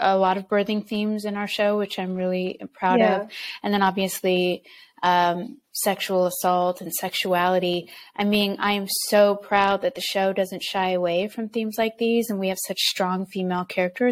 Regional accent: United States; I'm from the United States.

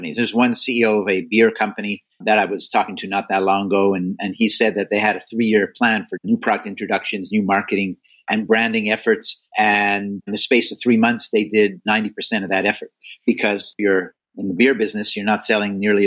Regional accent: Canada; now in United States; I'm Canadian by birth and still loyal to Canada, especially their hockey teams

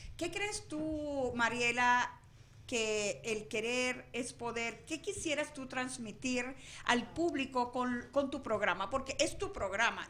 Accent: Venezuela; moved away; yo que soy venezolana

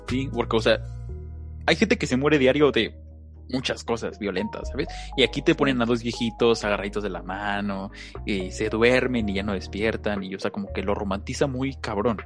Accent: Mexico; somos mexicanos

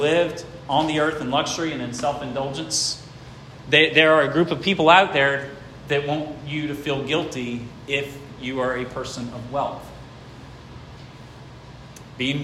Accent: Gates County, North Carolina, United States; also born or lived in Franklin, Virginia; I was born in Gates County.

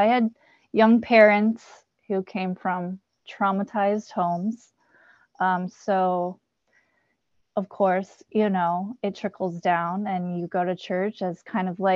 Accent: California, United States; also born or lived in Kansas; my dad moved us to California when I was 7, where his family lives

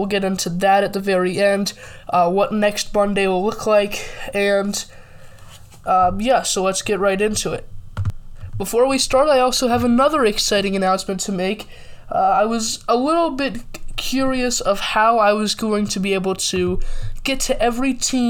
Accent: Camp Hill, Pennsylvania, United States; I'm from Camp Hill

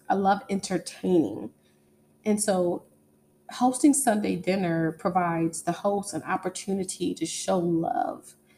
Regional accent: East Coast, United States; now in Texas, United States; I grew up on the East Coast

